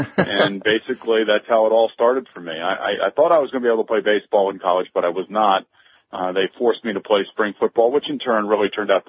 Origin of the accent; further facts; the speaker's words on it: New York, United States; I was lucky enough to be traded to the New York Jets, my hometown team, if you will.